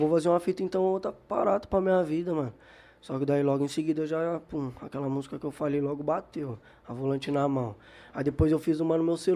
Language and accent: Portuguese; Brazil; É, que eu tá também, eu cresci